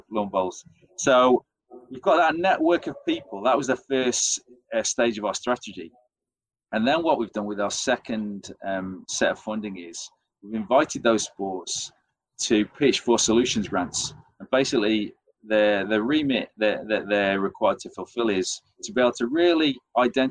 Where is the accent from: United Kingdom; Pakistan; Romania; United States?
United Kingdom; England; accent: English; as you tell from my accent, I'm English